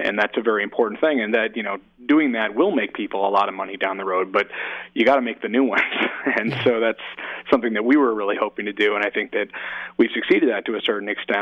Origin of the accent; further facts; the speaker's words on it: Oakland, California, United States; also born or lived in San Francisco / New York City; my hometown in San, you know, in Oakland and San Francisco